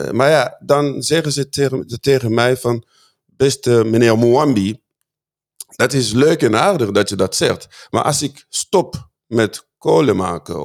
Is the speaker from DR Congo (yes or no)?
yes; Fungurume, Lualaba, DR Congo; now in Netherlands; Katanga, waar ik zelf vandaan kom, waar ik ben geboren. Uh, Fungurume is een klein dorp daar